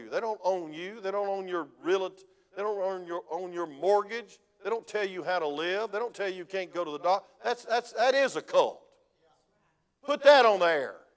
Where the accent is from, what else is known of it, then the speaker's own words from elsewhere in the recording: Georgia, United States; When I came from South Georgia, we didn't act that way. It was farmers that were kind of laid back.